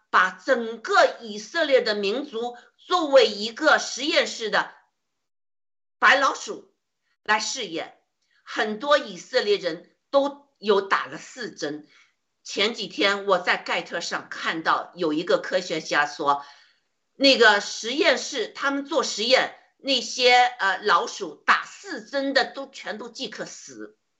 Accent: China; 就像我们中国人一样，生活在中共的铁蹄之下，生活在恐惧之中

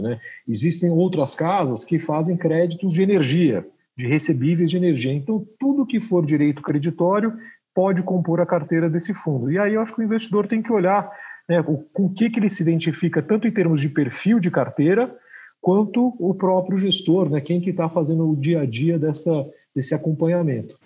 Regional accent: Brazil; como brasileiros aqui, que a gente já passou todo tipo de crise

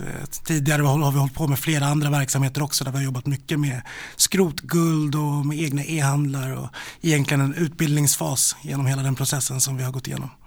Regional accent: Stockholm, Stockholm County, Sweden; also born or lived in Rinkeby; Jag är eh, född i Rinkeby och eh, uppväxt i Vällingby-Hässelby i Västerort

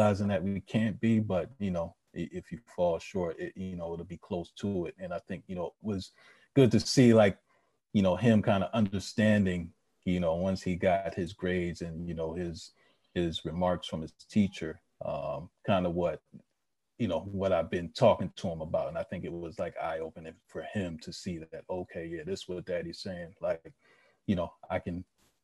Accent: Philadelphia, Pennsylvania, United States; I grew up in Philly, you know, Philly born and bred

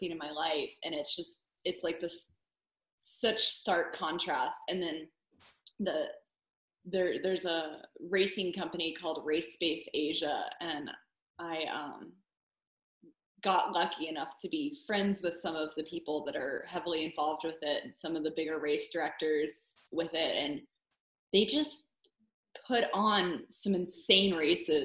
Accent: United States; as an American

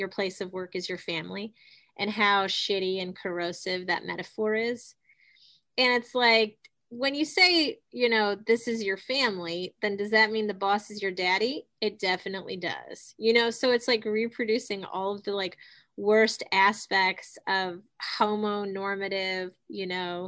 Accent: Ohio, United States; I'm from Ohio

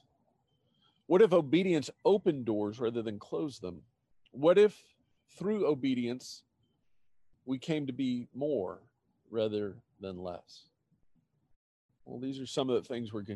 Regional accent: Austin, Texas, United States; moved away as an adult; the opportunity came up for us to move to my hometown, Austin

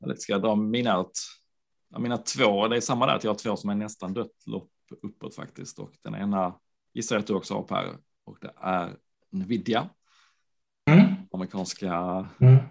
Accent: Landskrona, Skåne, Sweden; Landskrona, min hemstad

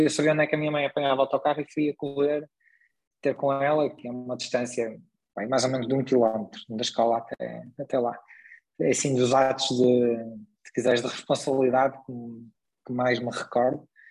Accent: Braga, Norte, Portugal; also born or lived in Vila Nova de Gaia; vim muito novo morar para Braga, portanto vim com 4 anos para Braga, portanto, já basicamente sou um bracarense, considero-me um bracarense

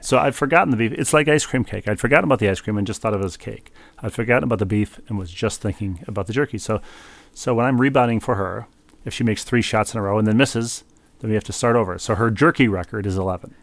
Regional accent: Midwest, United States; moved away as an adult; also born or lived in East Coast, New England; now in New England, United States; I am a Midwesterner who has lived on the East Coast for a long time

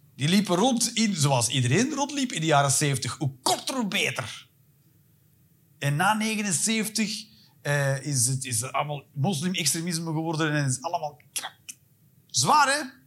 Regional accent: Antwerp, Flanders, Belgium; moved away as an adult; also born or lived in England; Ik ben van Antwerpen

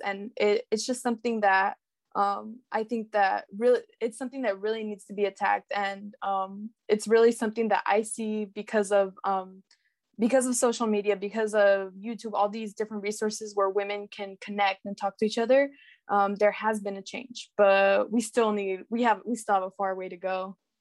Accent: Salinas, California, United States; I'm from Salinas, California, which is in the Central

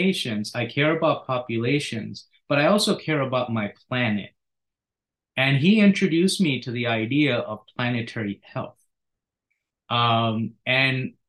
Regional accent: India; also born or lived in Philadelphia area; now in United States; I grew up partially in India.

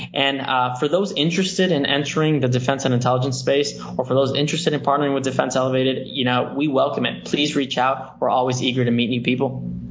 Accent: Miami, Florida, United States; I am a first generation American, born and raised in Miami, Florida

